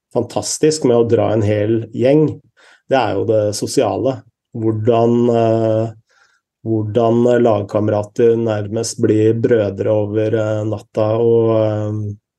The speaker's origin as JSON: {"language": "Norwegian", "country": "Norway", "said": "her hjemme i Norge"}